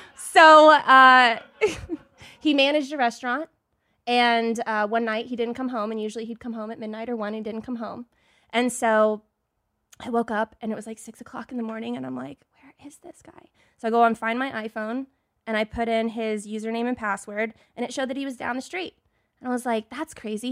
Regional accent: Dallas, Texas, United States; moved away as an adult; I'm from Dallas, Texas

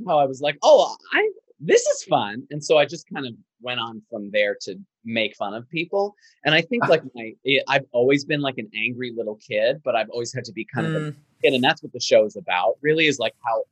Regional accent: Long Island, New York, United States; moved away as an adult; also born or lived in Buffalo; now in Los Angeles, United States; I grew up on Long Island originally. That's where I'm from.

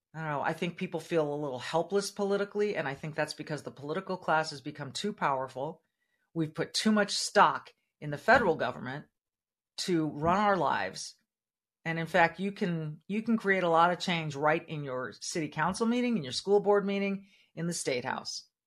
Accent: California, United States; now in Minnesota, United States; the state of California, my home state, my, where I was born and raised

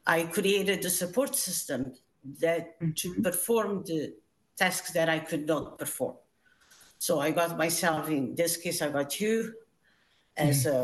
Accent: Portugal; moved away as an adult; I immigrated from Portugal when I was 19, so a long time ago.

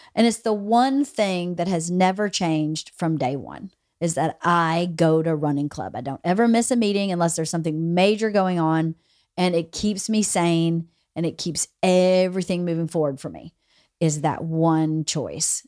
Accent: Georgia, United States; moved away; those kids at least in my hometown, are going to A P classes

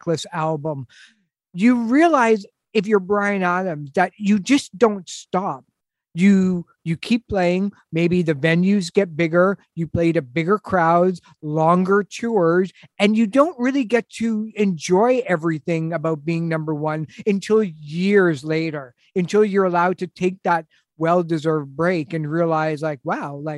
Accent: Canada; as a Canadian

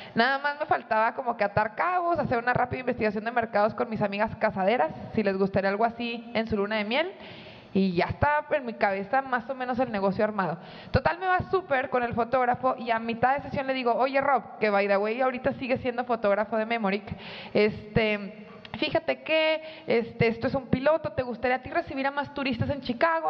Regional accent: Monterrey, Nuevo León, Mexico; como buena regia

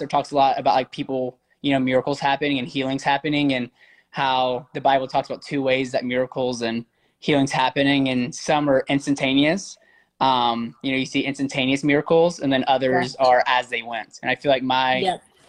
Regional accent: Alabama, United States; I grew up in Alabama

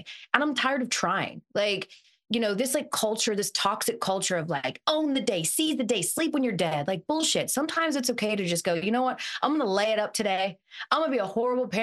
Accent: Atlanta, Georgia, United States; I'm from Atlanta

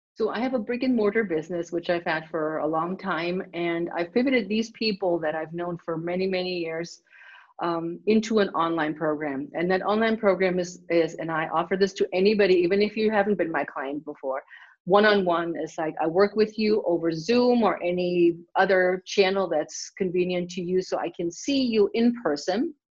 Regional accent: Germany; now in United States; growing up in Germany, you exercise automatically

